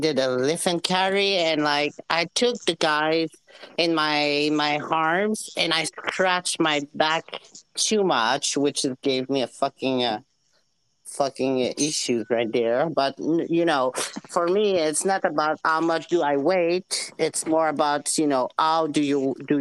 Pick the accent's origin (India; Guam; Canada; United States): Canada; Quebec; accent: Quebecois French; first language French; English is a second language; now in Ontario, Canada; I'm in Quebec from Canada